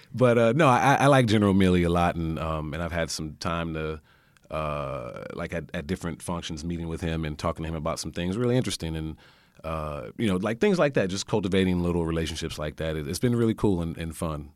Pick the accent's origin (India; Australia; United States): United States; California; I'm from California